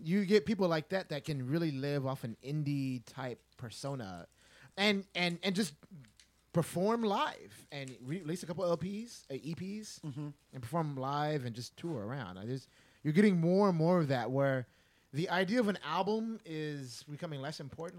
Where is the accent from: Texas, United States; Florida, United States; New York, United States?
Texas, United States; I'm born and raised in Texas